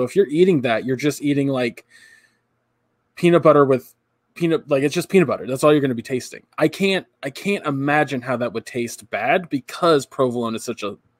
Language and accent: English; California, United States; I grew up in California.